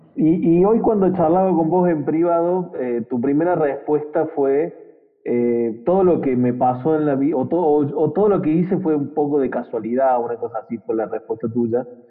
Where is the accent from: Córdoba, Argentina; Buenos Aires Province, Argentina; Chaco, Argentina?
Córdoba, Argentina; somos cordobeses